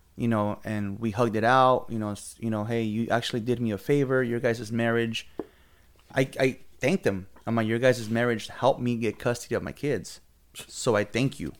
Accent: Oxnard, California, United States; I'm from Oxnard, born and raised lived in Oxnard in my thirty-six years.

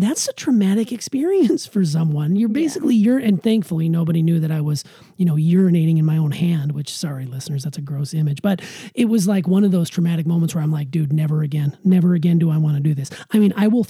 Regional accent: Montana, United States; I grew up in Montana

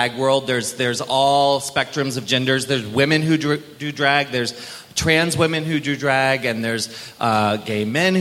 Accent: Maryland, United States; I grew up in Maryland

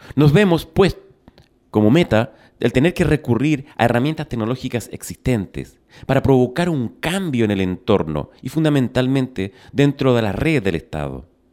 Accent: Chile

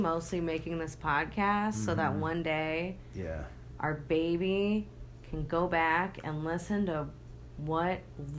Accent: Midwest, United States; We are from the Midwest.

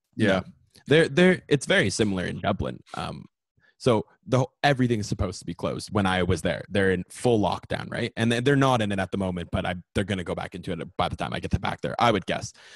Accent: Canada; also born or lived in Ontario; I'm Canadian.

